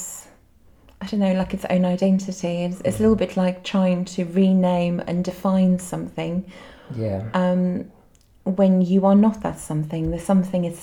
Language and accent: English; Cape Town, Western Cape, South Africa; now in Glastonbury, United Kingdom; I grew up in Cape Town in South Africa